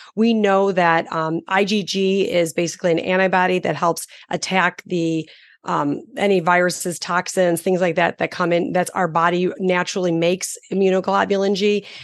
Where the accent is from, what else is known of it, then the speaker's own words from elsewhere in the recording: Chicago, Illinois, United States; I'm from Chicago